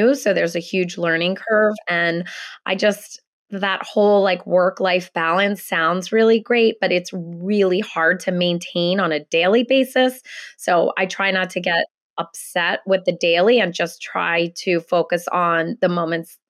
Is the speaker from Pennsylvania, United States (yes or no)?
yes; Philadelphia, Pennsylvania, United States; moved away as an adult; I am born and raised in Philadelphia. I've lived in lots of other places, but I have been back in Philly with my family probably about 12 years now.